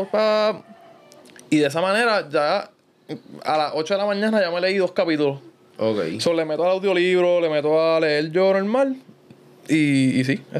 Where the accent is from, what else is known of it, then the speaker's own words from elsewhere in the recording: Guaynabo, Puerto Rico; yo soy de Guaynabo